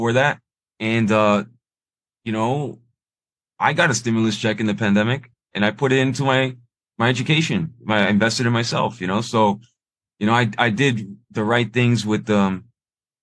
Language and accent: English; Miami, Florida, United States; I was born here in Miami